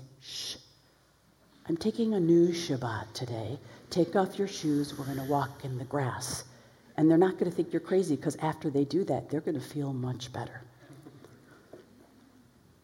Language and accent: English; Chicago, Illinois, United States; I'm from Chicago